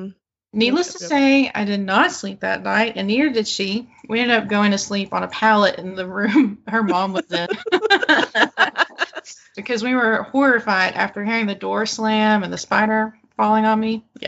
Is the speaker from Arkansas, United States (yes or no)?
yes; Arkansas, United States; I am from Eastern Arkansas, and the birthday party was about 20 minutes outside of Stuttgart, Arkansas